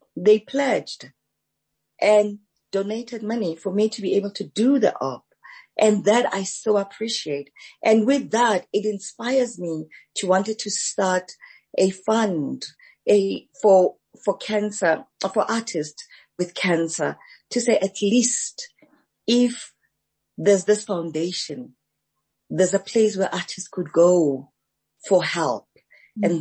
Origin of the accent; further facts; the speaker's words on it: Soweto, Gauteng, South Africa; also born or lived in Alexandra, Gauteng; I was actually born in Alexandra Township uh-huh. And my parents moved to Soweto during the forced removals. So I grew up in Soweto